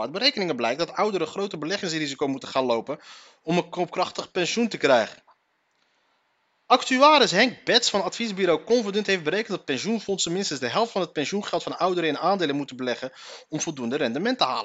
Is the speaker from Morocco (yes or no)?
yes; Morocco; Wij Marokkanen